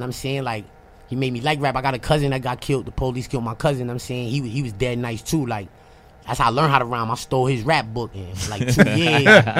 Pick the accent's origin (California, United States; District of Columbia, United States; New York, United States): New York, United States; New York City; I grew up, man. I'm from Queens, Corona, 105th and Northern.